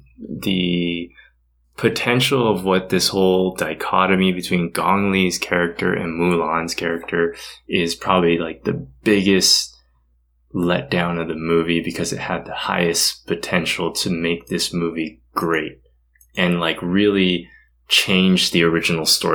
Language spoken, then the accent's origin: English; United States; I am Asian American, born and raised in the United States